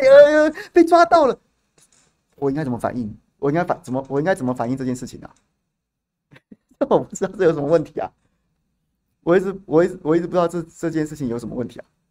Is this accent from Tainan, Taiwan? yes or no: yes; Tainan, Taiwan; 我们台南人